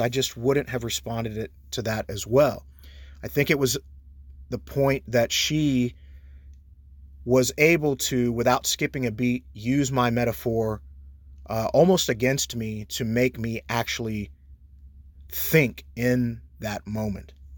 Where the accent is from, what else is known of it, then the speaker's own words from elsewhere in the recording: Texas, United States; as an American citizen, as a Texan